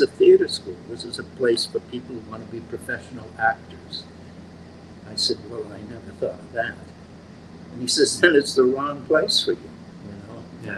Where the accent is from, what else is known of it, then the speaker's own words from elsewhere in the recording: Worcester, Massachusetts, United States; I'm from Worcester, Mass